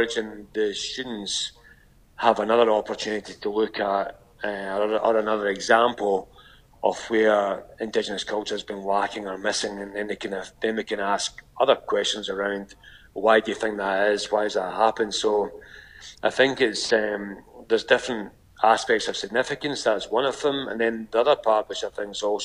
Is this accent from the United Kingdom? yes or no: yes; Scotland, United Kingdom; moved away as an adult; now in Canberra, Australia; as a Scottish person